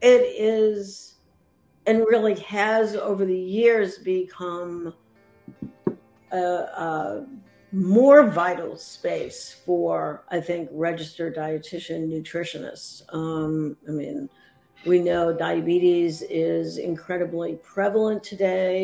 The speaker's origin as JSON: {"language": "English", "town": "Boston", "region": "Massachusetts", "country": "United States", "tie": "born or raised there", "also_born_or_lived": "Vermont / Atlanta", "moved": "as an adult", "lives_now": "Asheville, United States", "said": "I was brought up, born and raised in the Boston area, Boston suburbs"}